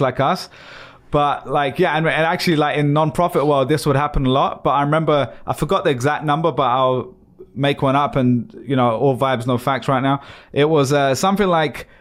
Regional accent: London, United Kingdom; Stone where I was born in East London

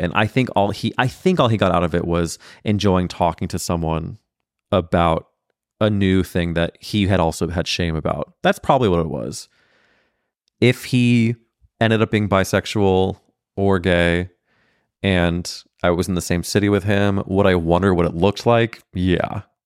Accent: St. Louis, Missouri, United States; I'm growing up in Saint Louis, Missouri with three brothers

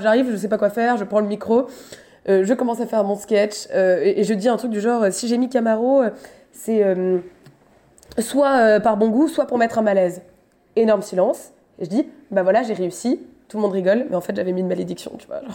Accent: Paris, Île-de-France, France; je suis parisienne

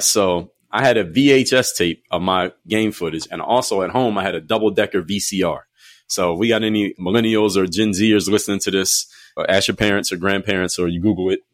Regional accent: Philadelphia, Pennsylvania, United States; moved away as an adult; from Philadelphia, I wanted to get out of my hometown

